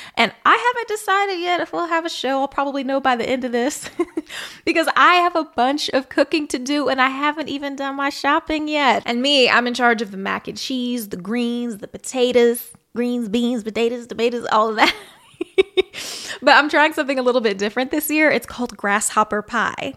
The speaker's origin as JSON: {"language": "English", "region": "Missouri", "country": "United States", "tie": "born or raised there", "said": "my hometown state, Missouri"}